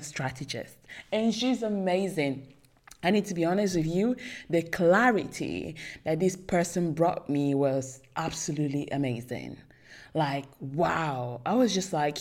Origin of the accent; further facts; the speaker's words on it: Italy; English is a second language; I was born in Italy, I'm not Italian, like, proper, but I was born and raised in Italy